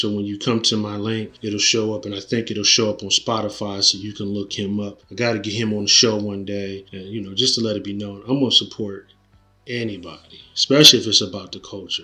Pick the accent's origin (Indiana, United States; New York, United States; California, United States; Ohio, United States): Ohio, United States; Canton; moved away; we're broadcasting from Canton, Ohio, uh, my hometown. Very proud of my hometown. I try to come back and visit